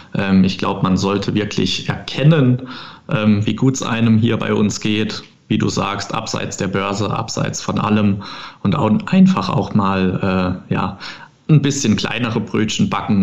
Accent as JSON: {"language": "German", "region": "Rhineland-Palatinate", "country": "Germany", "said": "bei uns im Pfälzischen"}